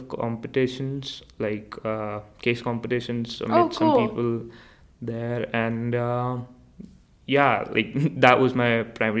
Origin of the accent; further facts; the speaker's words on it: India; moved away as an adult; now in Canada; I'm from India.